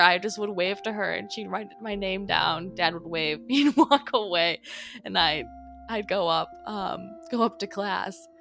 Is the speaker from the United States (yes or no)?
yes; Oconomowoc, Wisconsin, United States; also born or lived in Greendale, Wisconsin; I grew up in Oconomowoc part time